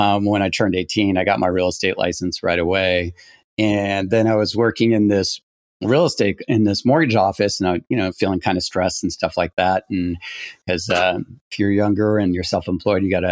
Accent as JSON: {"language": "English", "region": "Quebec", "country": "Canada", "moved": "yes", "said": "I'm originally from Quebec, Canada"}